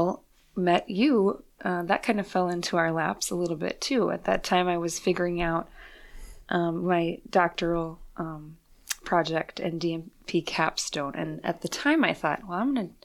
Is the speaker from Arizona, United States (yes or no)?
no; Fargo, North Dakota, United States; moved away as an adult; I was born and raised in Fargo, North Dakota